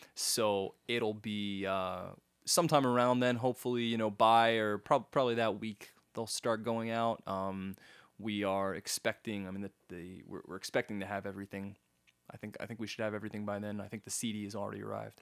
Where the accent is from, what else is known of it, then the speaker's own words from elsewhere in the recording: Halifax, Nova Scotia, Canada; I was born in Halifax